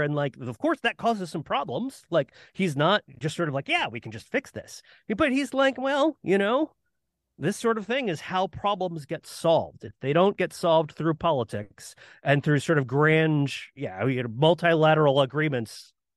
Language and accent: English; Florida, United States; I grew up in Florida